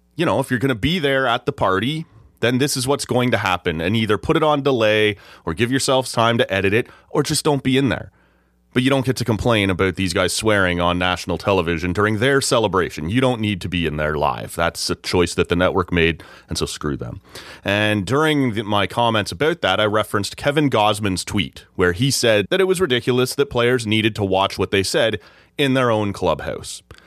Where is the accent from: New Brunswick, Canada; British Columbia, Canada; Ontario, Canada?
Ontario, Canada; Oshawa; moved away; that's my hometown. That's where I grew up